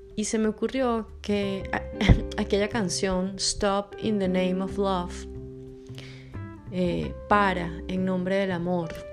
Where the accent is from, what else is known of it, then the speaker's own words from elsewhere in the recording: Venezuela; moved away as an adult; also born or lived in Belo Horizonte, Brazil / Buenos Aires, Argentina / Rzeszów, Poland; now in Porto, Portugal; soy venezolana y por cuestiones de la vida he vivido en varios lugares